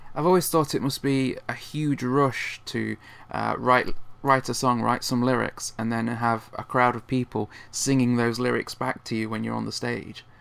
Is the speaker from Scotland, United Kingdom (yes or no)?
no; Nottingham, East Midlands, United Kingdom; you played my hometown uh, last year in Nottingham.